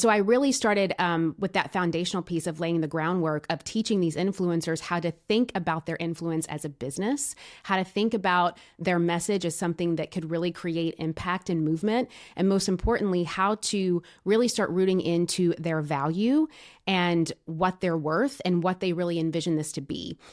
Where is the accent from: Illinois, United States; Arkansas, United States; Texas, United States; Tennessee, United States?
Tennessee, United States; also born or lived in Los Angeles; now in Nashville, United States; I'm b, born and raised in Tennessee, originally from a small town, but, but pretty much spent my entire, you know, young adult, younghood and, and young adulthood here in Nashville.